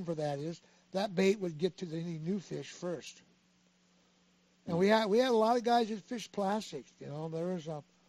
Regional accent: Redondo Beach, California, United States; I grew up fishing halibut on the Redondo Beach Pier.

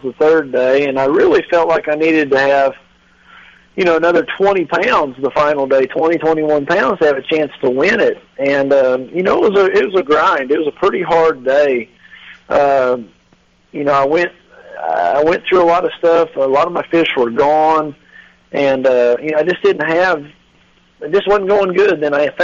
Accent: Grand Lake, Oklahoma, United States; Grand, which is my hometown, my home lake

